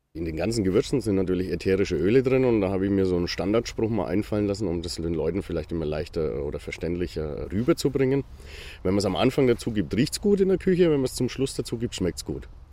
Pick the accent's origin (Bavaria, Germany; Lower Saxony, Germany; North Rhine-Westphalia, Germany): Bavaria, Germany; Bamberg; moved away as an adult; also born or lived in Nuremberg; now in Fürth, Germany; ich bin gebürtiger Bamberger, wollte ich wieder zurück in die Region